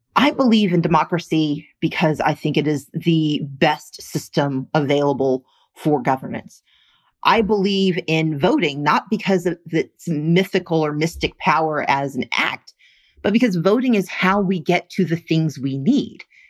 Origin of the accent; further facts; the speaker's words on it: Mississippi, United States; moved away; I grew up working poor in Mississippi